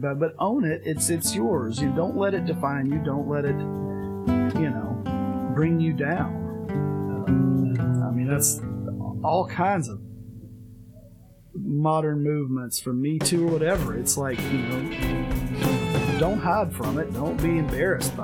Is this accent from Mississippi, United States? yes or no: yes; Mississippi, United States; where I played Little League growing up in Mississippi